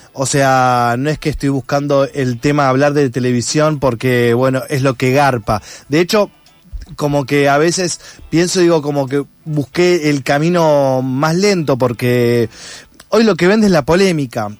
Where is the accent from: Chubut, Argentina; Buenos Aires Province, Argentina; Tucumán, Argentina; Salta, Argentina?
Buenos Aires Province, Argentina; Junín; moved away; yo vengo del interior de Junín, provincia de Buenos Aires, acá 260 kilómetros